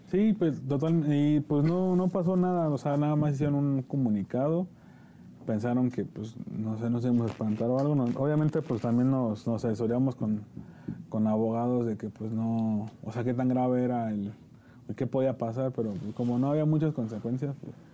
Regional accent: Nezahualcóyotl, State of Mexico, Mexico; nosotros venimos de Nesa

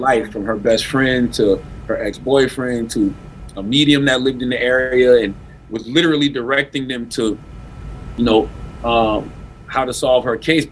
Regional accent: South Carolina, United States; moved away; I'm from South Carolina

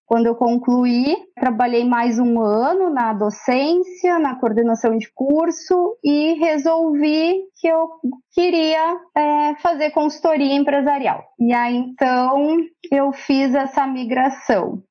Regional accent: Encruzilhada do Sul, Rio Grande do Sul, Brazil; Eu sou natural de Encruzilhada do Sul, uma cidade que fica a 270 quilômetros de Porto Alegre.

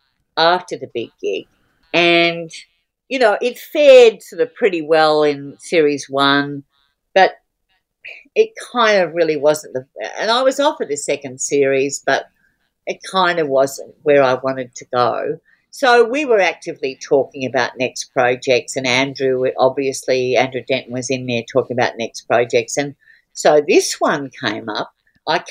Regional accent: Australia; an Australian woman stand-up comedian

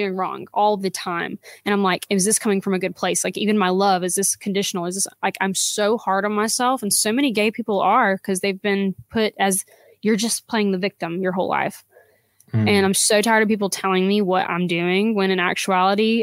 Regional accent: South Georgia, United States; now in Dahlonega, United States; I was from South Georgia, which was, gosh, awful. But I moved up here because this was like still in Georgia

